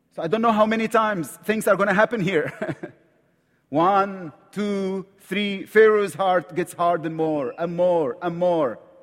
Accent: Egypt; accent: Egyptian; English is a second language; I'm from Egypt, right from the Middle East.

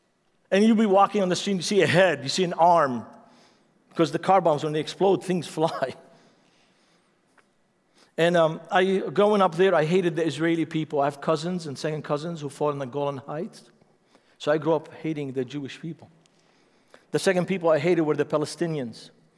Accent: Lebanon; But growing up in Lebanon, I was in the civil war

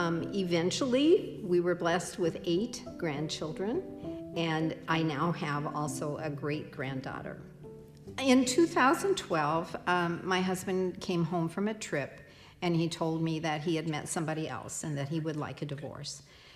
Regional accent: Keokuk, Iowa, United States; moved away as an adult; also born or lived in Twin Cities, Minnesota; now in Rochester, United States; I was raised in Keokuk, Iowa, on a farm with my half-brother, who was 10 years older than me.

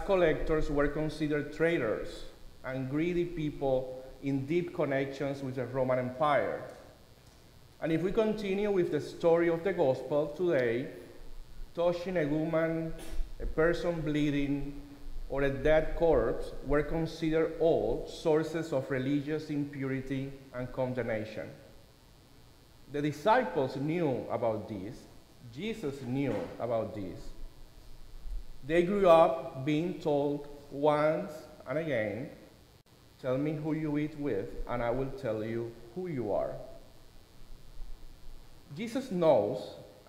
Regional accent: Cuba; moved away; This is a popular saying in Cuba, my home country.

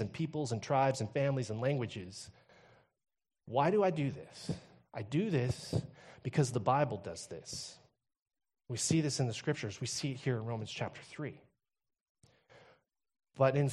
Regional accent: Texas, United States; now in Kamloops, Canada; I come from Texas

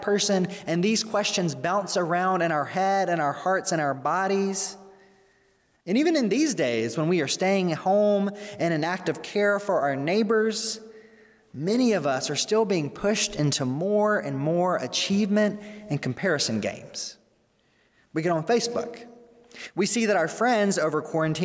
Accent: Mississippi, United States; now in Arlington Heights, United States; my hometown in Mississippi

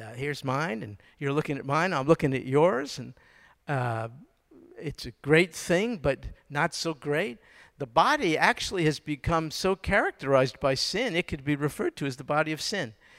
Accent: New York, United States; now in Houston, United States; I was born and raised in New York

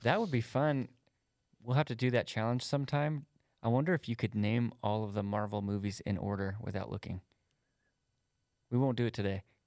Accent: United States; I'm an American

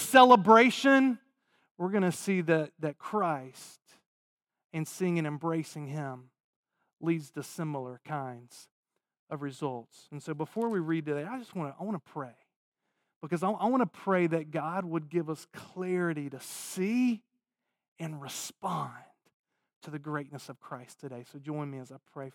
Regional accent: Raleigh, North Carolina, United States; moved away; I grew up in Raleigh, Durham, North Carolina

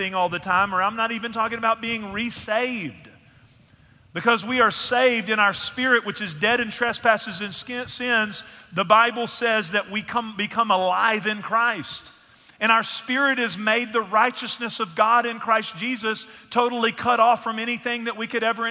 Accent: East Texas, United States; I'm from East Texas

